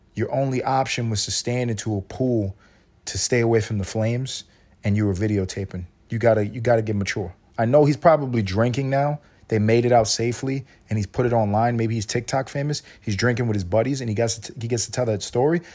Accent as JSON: {"language": "English", "town": "New York City", "region": "New York", "country": "United States", "said": "I'm from New York City. I'm from New York City and I grew up playing basketball."}